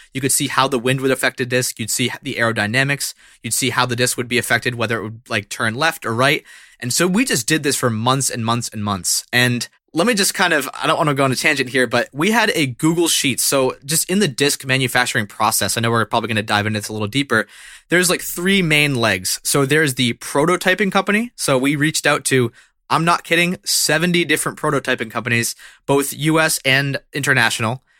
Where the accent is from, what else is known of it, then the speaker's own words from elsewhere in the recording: central Massachusetts, United States; the central Massachusetts area where I'm located right now